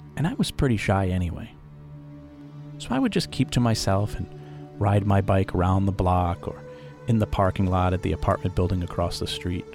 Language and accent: English; Pawtucket, Rhode Island, United States; also born or lived in Providence, Rhode Island; my mother and I moved from Providence back to my birth city of Pawtucket, Rhode Island